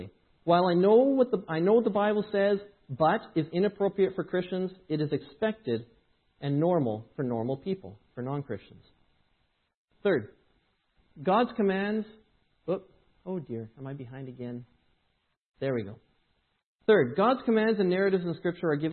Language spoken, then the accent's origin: English; Edmonton, Alberta, Canada; moved away; I grew up in Edmonton